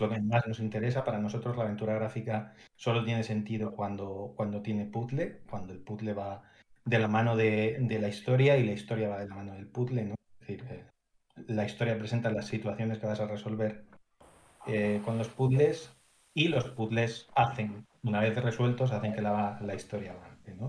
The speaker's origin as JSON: {"language": "Spanish", "town": "Madrid", "region": "Community of Madrid", "country": "Spain", "said": "ambos somos de Madrid"}